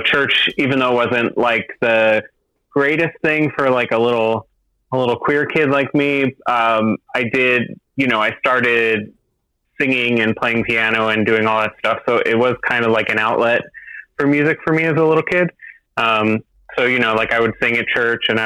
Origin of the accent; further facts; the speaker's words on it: just outside Philadelphia, New Jersey, United States; now in Boston, United States; I'm from New Jersey. I'm from just outside Philly originally.